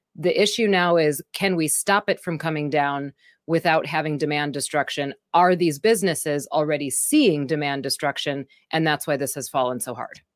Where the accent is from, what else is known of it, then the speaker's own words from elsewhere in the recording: Wisconsin, United States; I'm from Wisconsin